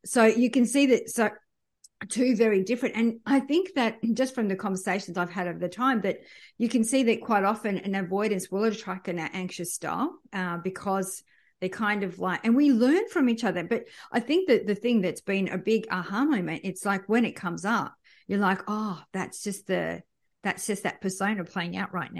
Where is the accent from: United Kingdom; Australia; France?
France; born there; we moved around a lot. I was born in France.